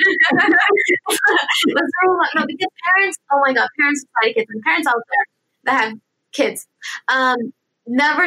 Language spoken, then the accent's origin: English; United States; my parents are originally from Lebanon, so I'm Lebanese American. I was born and raised here